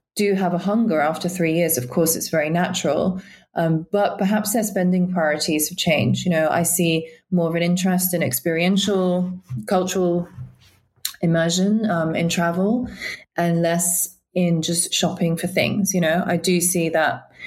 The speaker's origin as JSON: {"language": "English", "country": "United Kingdom", "tie": "born or raised there", "also_born_or_lived": "Guiyang, China / Hong Kong / Shanghai", "accent": "British", "said": "I moved to the UK when I was five years old, actually, with my parents"}